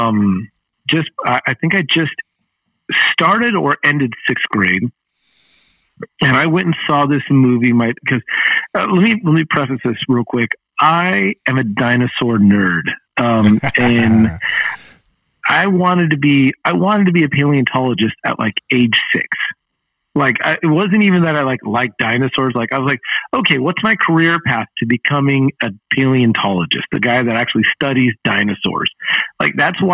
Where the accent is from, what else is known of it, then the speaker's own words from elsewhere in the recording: Bellflower, California, United States; moved away as an adult; also born or lived in Long Beach; now in Fort Worth, United States; I grew up in Bellflower